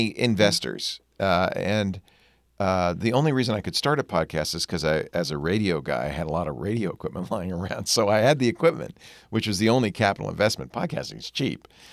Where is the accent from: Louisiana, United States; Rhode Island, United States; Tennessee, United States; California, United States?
Rhode Island, United States; Providence; also born or lived in Manhattan, New York; I grew up in Rhode Island